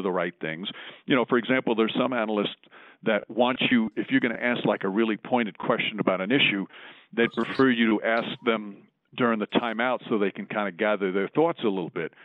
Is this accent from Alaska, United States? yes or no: no; Yonkers, New York, United States; I listened to Imus growing up as a kid. I'm from Yonkers, New York